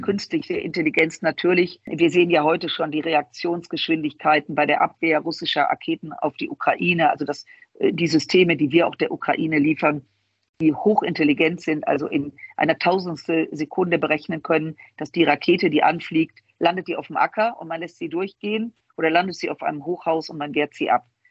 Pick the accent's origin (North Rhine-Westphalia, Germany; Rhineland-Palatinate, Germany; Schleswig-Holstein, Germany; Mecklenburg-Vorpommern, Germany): North Rhine-Westphalia, Germany; Düsseldorf; Ich komme aus Düsseldorf, aus dem Rheinland.